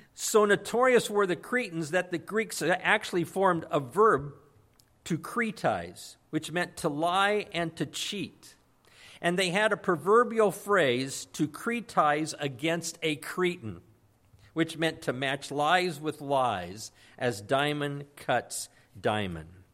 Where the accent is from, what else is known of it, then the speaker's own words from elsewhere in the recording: Santa Maria, California, United States; moved away as an adult; I grew up in Santa Maria, and I finally brought my family, uh, back to Santa Maria